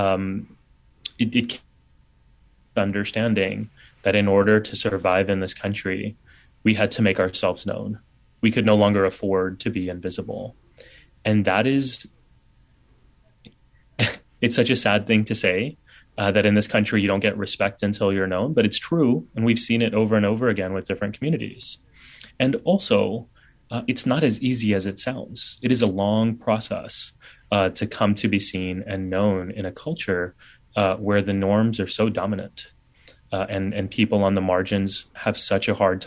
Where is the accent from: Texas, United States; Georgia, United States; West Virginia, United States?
Texas, United States; San Antonio; now in New York City, United States; my brothers and I were the only kids with turbans growing up in San Antonio